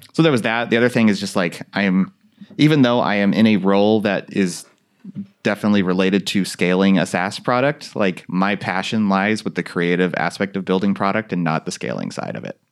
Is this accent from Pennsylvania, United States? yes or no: no; Central Valley of California, United States; growing up in Central Valley of California